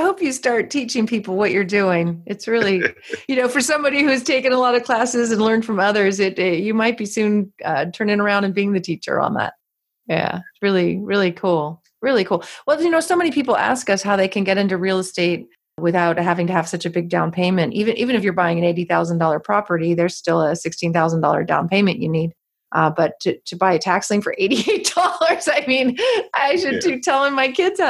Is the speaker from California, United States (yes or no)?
yes; Los Angeles, California, United States; Oh, I mean, having been born and raised in Los Angeles, this isn't the first time we've had riots